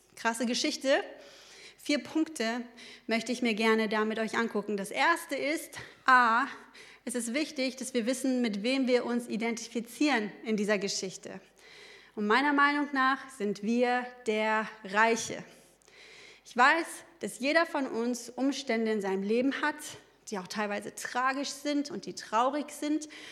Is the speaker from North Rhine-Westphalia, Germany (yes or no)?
yes; Ruhr area, North Rhine-Westphalia, Germany; ich komme eigentlich so aus dem Ruhrgebiet